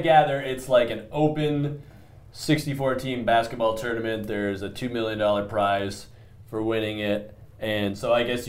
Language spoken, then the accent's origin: English; Toronto, Ontario, Canada; I became a Leaf fan because I'm from Toronto and that was the team and whatnot. But I mean, I grew up in the worst era of Toronto Maple Leafs hockey.